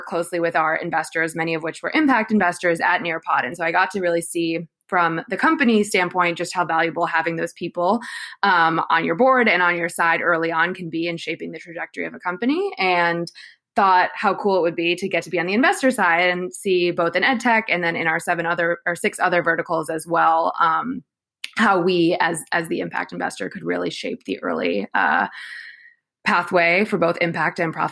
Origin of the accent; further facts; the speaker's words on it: Chicago, Illinois, United States; moved away as an adult; born and raised in Chicago